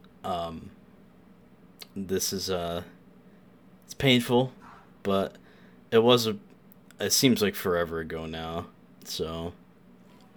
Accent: New York, United States; I'm the New Yorker

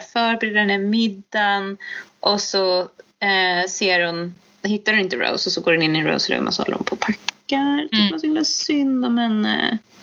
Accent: Sweden; som svensk

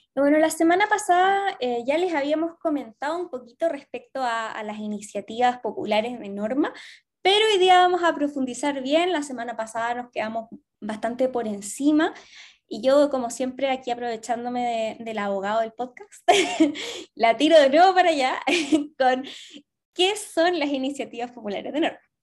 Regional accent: Chillán, Ñuble, Chile; now in Santiago, Chile; yo soy de Chillán, pero vivo en Santiago

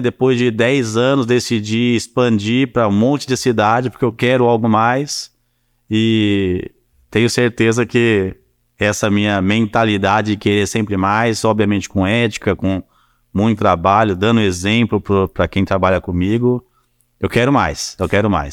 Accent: São Paulo, Brazil; moved away as an adult; also born or lived in Curitiba; now in Juiz de Fora, Brazil; eu sempre fui de São Paulo, até então eu tinha, eu tinha 24 anos na época. Sempre morei em São Paulo

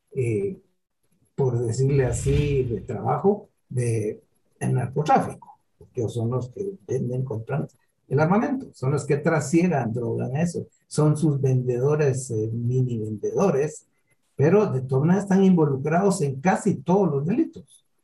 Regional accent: Guatemala; Para nosotros como guatemaltecos

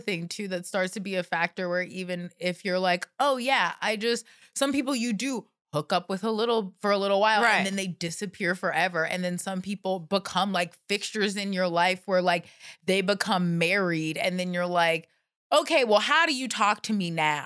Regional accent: the South, United States; moved away; I grew up in the South where people are weird and have girlfriends when they're like seven years old

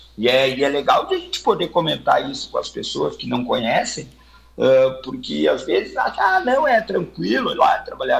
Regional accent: Santana do Livramento, Rio Grande do Sul, Brazil; also born or lived in Santa Maria; não, não sou natural de Santa Maria, sou natural de Santana do Livramento

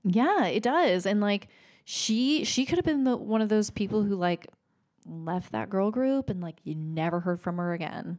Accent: Oregon, United States; I grew up in Oregon.

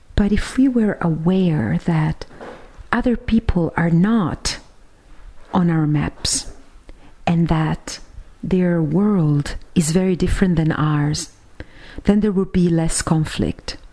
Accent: Siena, Tuscany, Italy; my hometown of Siena here in Italy

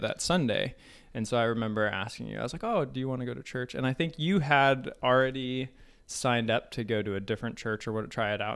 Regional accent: Colorado, United States; moved away as an adult; also born or lived in Hawaii; I grew up in Colorado

